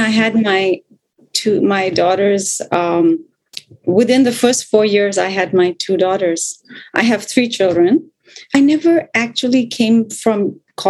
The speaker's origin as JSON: {"language": "English", "region": "Bangkok", "country": "Thailand", "tie": "born or raised there", "also_born_or_lived": "India / Los Angeles", "said": "I live in Bangkok, Thailand, which is in Southeast Asia. And this is really my home where I live most of my life."}